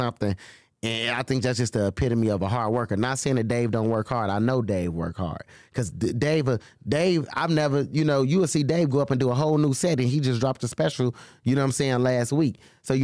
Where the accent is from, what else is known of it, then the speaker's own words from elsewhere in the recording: Chicago, Illinois, United States; I grew up in Humboldt Park. So... growing up over there, you know, that was a Hispanic community.